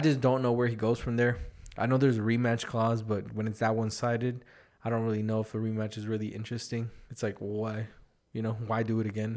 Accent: Las Vegas, Nevada, United States; I'm from Vegas, bro. We, we don't see none

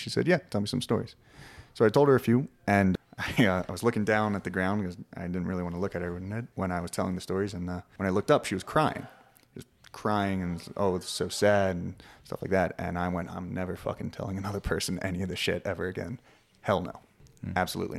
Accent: Philadelphia, Pennsylvania, United States; I grew up in Philadelphia, Pennsylvania. I'm from the East Coast.

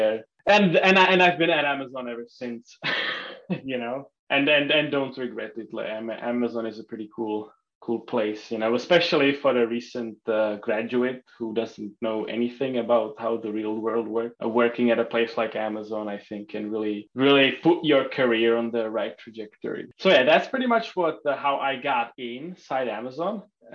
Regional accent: Czechia; moved away as an adult; also born or lived in Luxembourg; now in United States; I was born and raised in Czech Republic, the tiny country in Europe. To an American father and a Czech mother.

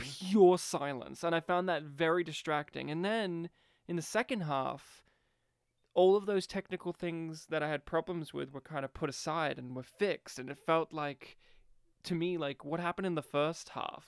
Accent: Australia; We grew up here in Australia

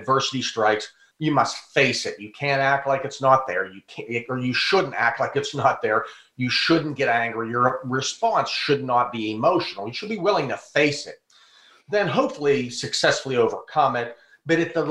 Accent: Pittsburgh, Pennsylvania, United States; also born or lived in Burgettstown, Pennsylvania; now in Tampa, United States; I live in Tampa, Florida, but I'm home in Pittsburgh now

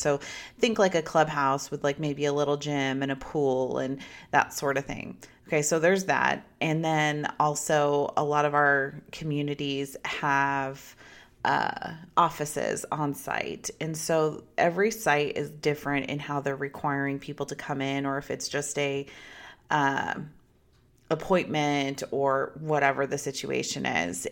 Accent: United States; a American citizen

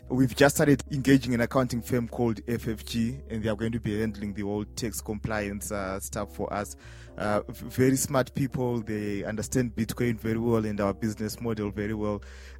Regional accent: Harare, Zimbabwe; I'm from Harare, Zimbabwe.

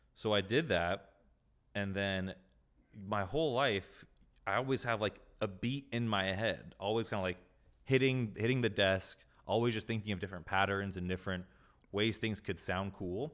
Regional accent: Carlsbad, California, United States; now in Encinitas, United States; born and raised in Carlsbad, California. I'm currently living in Encinitas.

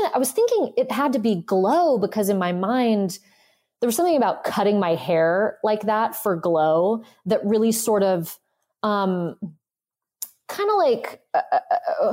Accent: South Pasadena, California, United States; I grew up in South Pasadena

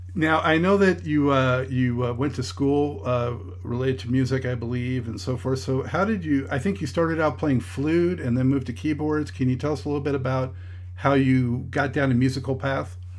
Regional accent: Los Angeles, California, United States; I'm also from Los Angeles

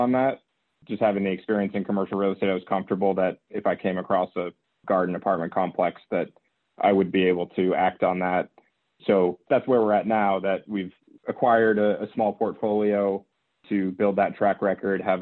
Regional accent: Boston, Massachusetts, United States; moved away as an adult; also born or lived in Philadelphia / Albany; I'm from the Boston area.

